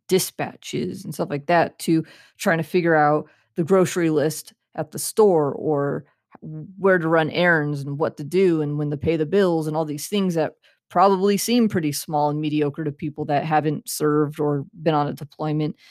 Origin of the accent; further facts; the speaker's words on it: Central California, United States; I grew up in Central California